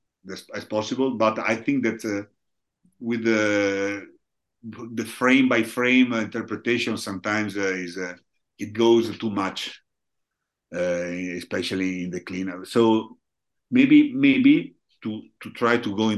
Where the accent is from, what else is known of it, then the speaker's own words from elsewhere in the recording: Rovigo, Veneto, Italy; English is a second language; moved away as an adult; now in Treviso, Italy; I'm originally from Rovigo. Now I live in Treviso, but originally from Rovigo